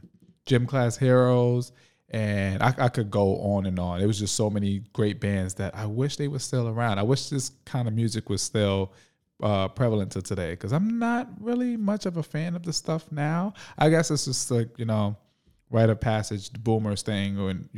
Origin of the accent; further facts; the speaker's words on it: New York City, New York, United States; I grew up in Harlem, so people mainly listen to hip hop and rap.